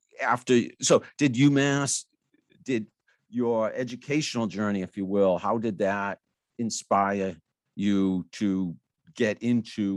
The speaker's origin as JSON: {"language": "English", "town": "Franklin", "region": "Massachusetts", "country": "United States", "tie": "born or raised there", "said": "I grew up in Franklin"}